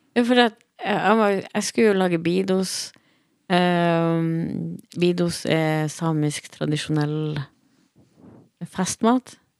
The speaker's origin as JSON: {"language": "Norwegian", "region": "Troms og Finnmark", "country": "Norway", "tie": "born or raised there", "moved": "as an adult", "lives_now": "Bergen, Norway", "said": "Jeg, jeg, var født og oppvokst i Finnmark og, og flytta til Bergen i 2017."}